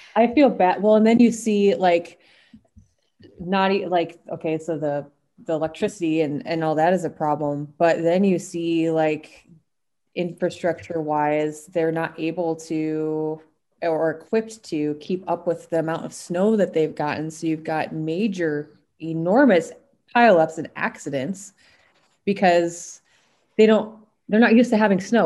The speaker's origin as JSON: {"language": "English", "region": "South Dakota", "country": "United States", "tie": "born or raised there", "said": "when I was growing up in South Dakota"}